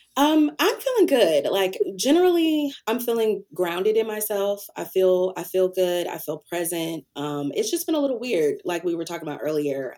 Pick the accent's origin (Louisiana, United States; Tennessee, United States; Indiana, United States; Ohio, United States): Tennessee, United States; Antioch; I am from originally Antioch, Tennessee, which is a small city outside of Nashville